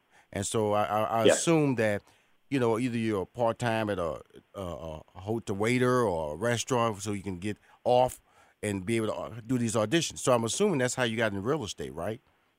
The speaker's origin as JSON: {"language": "English", "town": "Houston", "region": "Texas", "country": "United States", "tie": "born or raised there"}